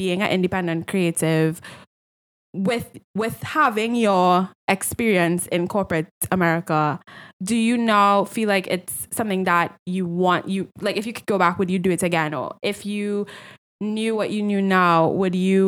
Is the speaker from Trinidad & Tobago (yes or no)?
yes; Trinidad & Tobago; growing up in Trinidad